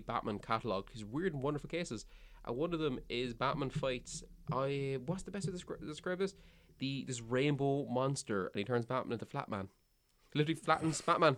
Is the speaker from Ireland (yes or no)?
yes; Cork, Munster, Ireland; I'm from Cork